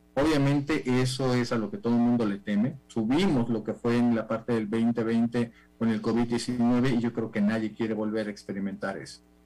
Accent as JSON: {"language": "Spanish", "country": "Mexico", "said": "en México, en mi país"}